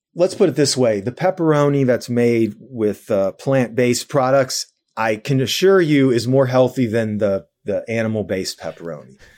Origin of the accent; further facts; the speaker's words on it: New Jersey, United States; also born or lived in New York / New York City; I grew up in New Jersey.